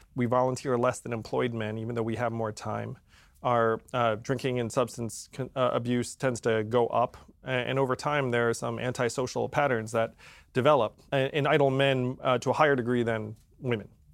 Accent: upstate New York, United States; I was born in upstate New York.

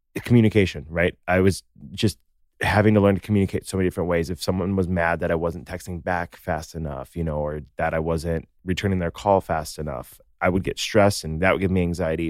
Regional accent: Naperville, Illinois, United States; I'm from Naperville

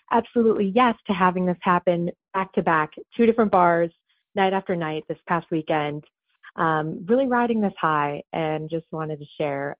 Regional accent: Ohio, United States; moved away as an adult; now in New York City, United States; I'm originally from Ohio

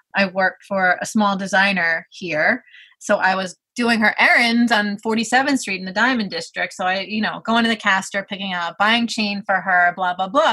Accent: New York City, New York, United States; I'm from Brooklyn, New York

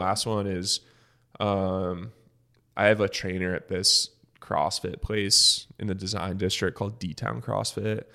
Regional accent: Michigan, United States; moved away as an adult; now in Dallas, United States; I'm from Michigan

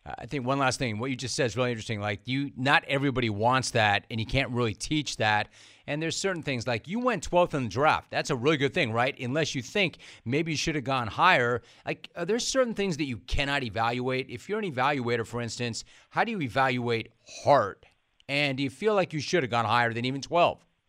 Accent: California, United States; I'm from California

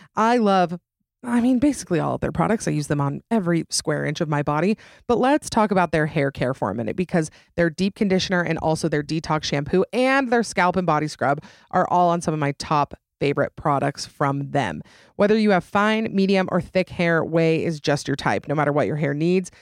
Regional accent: Utah, United States; right here in my home state of Utah

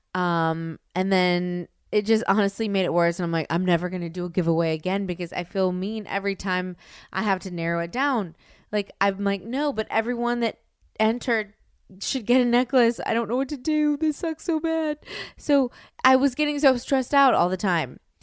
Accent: Louisiana, United States; I'm from Louisiana

